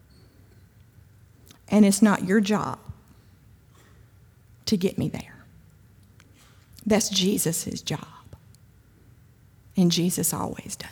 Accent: Kosciusko, Mississippi, United States; I'm from Kosciuszko

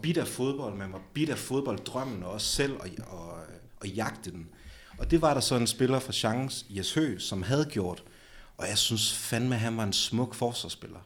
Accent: Aalborg, North Denmark Region, Denmark; jeg er fra 9000 Aalborg, og jeg er fra Eversvej, så jeg har ligesom haft Aalborg Stadion i min baghave

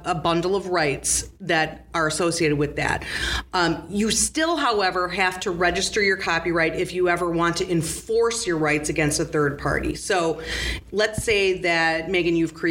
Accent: right outside Gary, Indiana, United States; I grew up right outside Gary, Indiana.

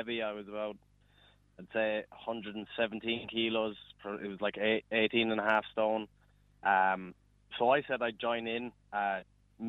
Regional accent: Borrisoleigh, Munster, Ireland; I grew up in Borrisoleigh there, so just outside Thurles there in Tipperary

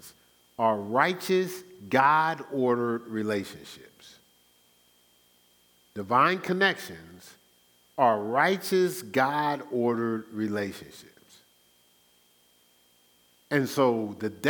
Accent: Newark, New Jersey, United States; moved away; also born or lived in Irvington, New Jersey; I grew up in Newark

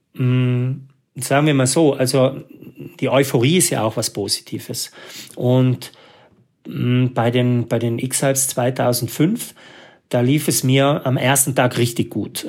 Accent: South Tyrol, Trentino-Alto Adige, Italy; als Südtiroler

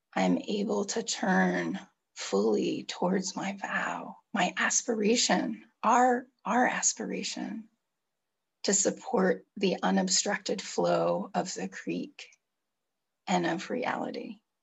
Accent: California, United States; I grew up in California, in the United States in the 70s and 80s and 90s

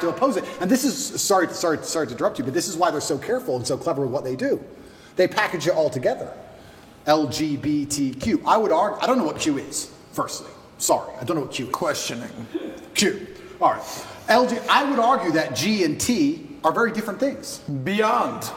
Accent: Luton, East of England, United Kingdom; I grew up in England, and I grew up in Luton

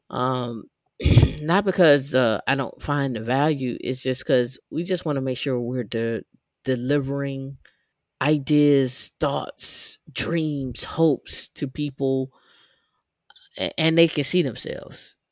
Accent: Atlanta, Georgia, United States; I'm from Atlanta

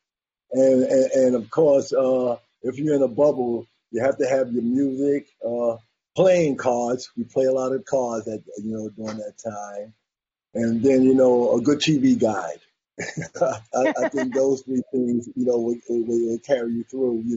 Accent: New York City, New York, United States; moved away; I'm from New York City

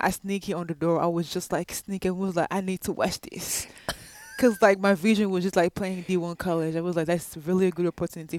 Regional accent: DR Congo; now in United States; I'm from the Democratic Republic of Congo.

